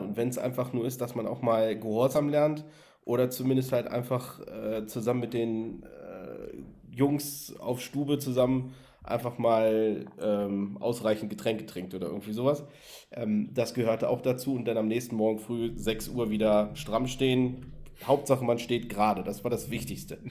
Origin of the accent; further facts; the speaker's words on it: Berlin, Germany; ich bin ja in Berlin zur Schule gegangen